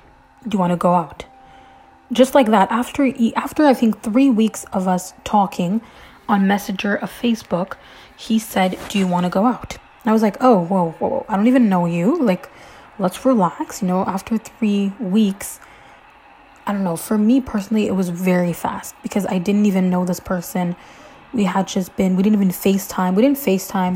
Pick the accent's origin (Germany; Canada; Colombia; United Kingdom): Canada; I'm Canadian